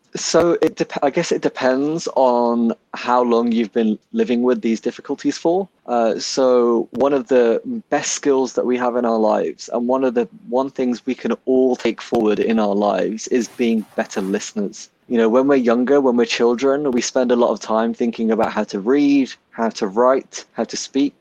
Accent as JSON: {"language": "English", "town": "Birmingham", "region": "West Midlands", "country": "United Kingdom", "tie": "born or raised there", "moved": "as an adult", "said": "I was born and raised in Handsworth in Birmingham."}